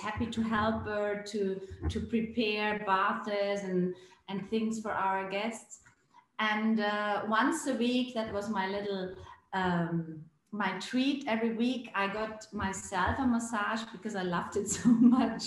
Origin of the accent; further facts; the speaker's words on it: Bregenzerwald, Vorarlberg, Austria; I grew up here in the Bregenzerwald, the western part of Austria at the Lake of Constance.